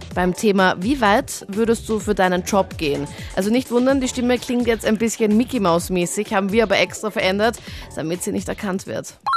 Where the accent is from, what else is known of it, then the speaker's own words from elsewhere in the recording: Linz, Upper Austria, Austria; in meiner Heimatstadt in Linz